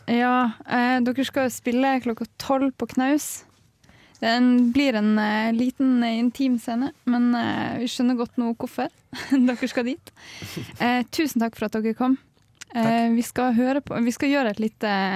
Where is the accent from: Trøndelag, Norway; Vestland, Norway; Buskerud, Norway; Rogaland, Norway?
Trøndelag, Norway; Levanger; Jeg er fra Levanger, nesten oppe.